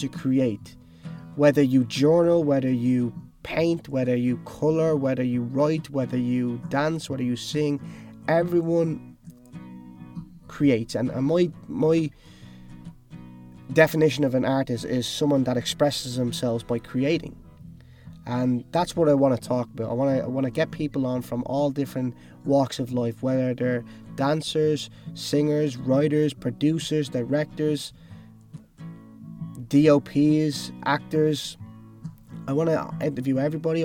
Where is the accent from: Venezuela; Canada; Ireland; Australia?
Ireland; Dublin, Leinster; moved away as an adult; also born or lived in Cork / Los Angeles; I then moved to Dublin, where I'm actually originally from